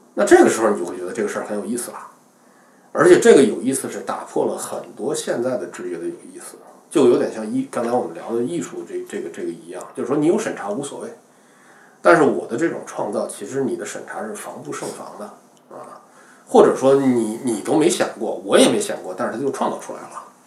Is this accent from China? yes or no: yes; China; 我作为中国人